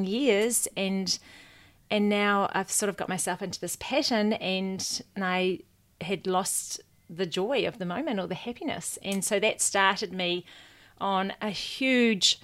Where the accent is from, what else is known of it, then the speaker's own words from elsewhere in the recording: Waikato, New Zealand; also born or lived in Hamilton, New Zealand / London, United Kingdom; I grew up in the Waikato, left school, went to Hamilton